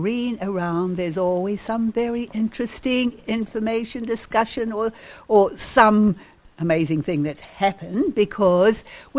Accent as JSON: {"language": "English", "country": "New Zealand", "tie": "born or raised there", "said": "I was brought up in New Zealand, a sheep country"}